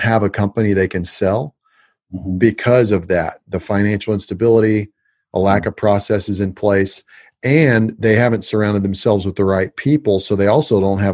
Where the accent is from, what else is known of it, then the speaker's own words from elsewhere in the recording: Houston, Texas, United States; now in Dallas, United States; I grew up in Houston and I moved to Dallas